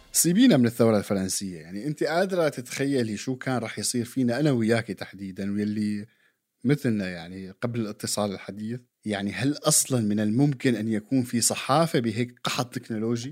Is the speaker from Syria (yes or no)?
yes; Syria